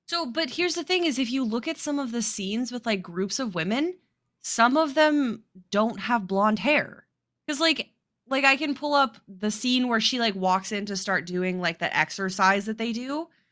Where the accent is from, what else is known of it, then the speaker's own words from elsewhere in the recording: Midwest or Mountain West, United States; we grew up in the Midwest or Mountain West, depending on who you talk to, the Mid-Mountain West